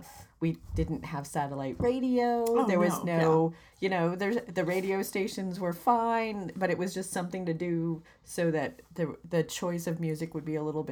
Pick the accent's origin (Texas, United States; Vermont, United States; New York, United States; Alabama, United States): Vermont, United States; moved away; also born or lived in New Hampshire; where I grew up in Vermont